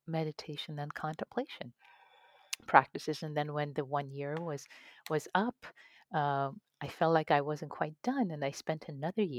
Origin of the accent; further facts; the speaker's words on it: Tehran, Tehran Province, Iran; moved away; ever since I was a kid, growing up in Tehran, Iran. I used to read poetry of Rumi and Hafez in Farsi